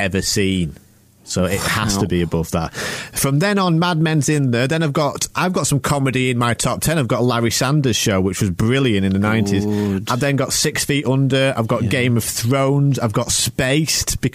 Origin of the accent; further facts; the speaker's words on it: United Kingdom; I'm British